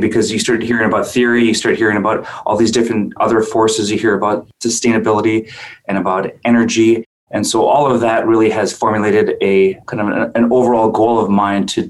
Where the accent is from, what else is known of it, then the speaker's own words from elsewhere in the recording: Minneapolis, Minnesota, United States; also born or lived in White Earth Reservation, Minnesota / Leech Lake Reservation, Minnesota; I grew up in Minneapolis, and I grew up in the city